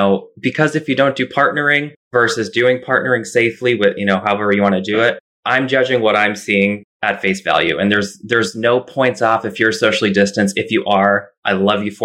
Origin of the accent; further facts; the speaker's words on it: Massachusetts, United States; also born or lived in Tucson, Arizona / Chicago; now in New York City, United States; I grew up dancing in Massachusetts at Charlotte Klein Dance Center